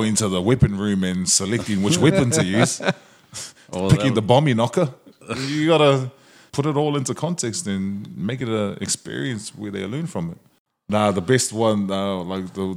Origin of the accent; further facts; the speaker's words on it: Auckland, New Zealand; now in Brisbane, Australia; born and raised in South Auckland, New Zealand